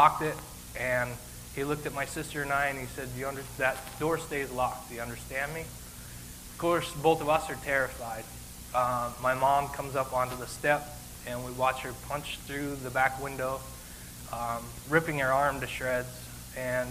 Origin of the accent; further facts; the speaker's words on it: Billings, Montana, United States; I was born in Billings, Montana